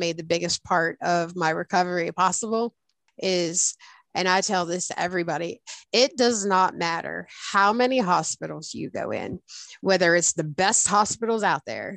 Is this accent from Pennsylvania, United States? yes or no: yes; Pennsylvania, United States; moved away as an adult; now in West Virginia, United States; We were about a half hour away from my hometown